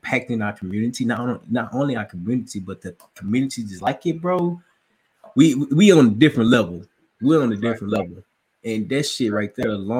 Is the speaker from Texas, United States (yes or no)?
no; Little Rock, Arkansas, United States; I'm from Little Rock, Arkansas